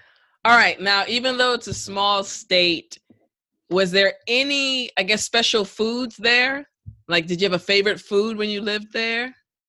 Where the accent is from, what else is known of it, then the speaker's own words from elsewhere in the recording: Maryland, United States; I'm from Maryland